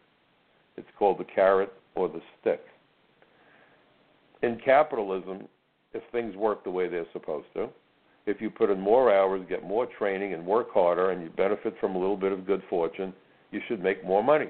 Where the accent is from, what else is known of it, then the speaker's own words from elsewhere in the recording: New York, United States; being a New Yorker that I am.